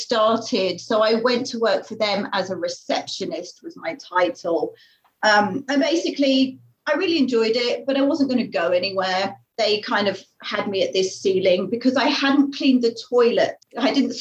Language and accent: English; Finglesham, South East England, United Kingdom; moved away; I grew up in Finglesham.